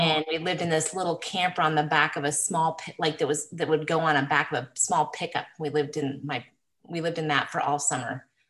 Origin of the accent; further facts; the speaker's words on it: Willard, Washington, United States; also born or lived in Alaska; We lived in Washington, Southern Washington, up in Willard, a logging town. My dad was a logger. And then we ended up moving to Alaska when I was 8 and lived in a very small town, 60 miles northeast of Anchorage for 4 years.